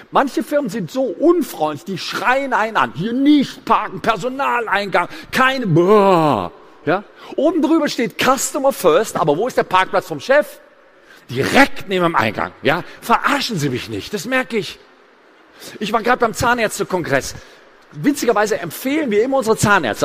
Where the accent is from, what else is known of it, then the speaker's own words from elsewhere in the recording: Gräfelfing, Bavaria, Germany; Ich komme aus Gräfelfingen. Das ist ein Vorort von München.